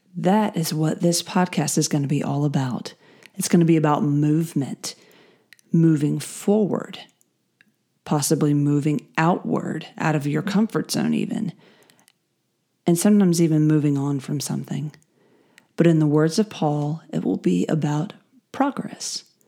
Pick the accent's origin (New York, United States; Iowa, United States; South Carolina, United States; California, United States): South Carolina, United States; Greenville; I am from the Greenville, South Carolina area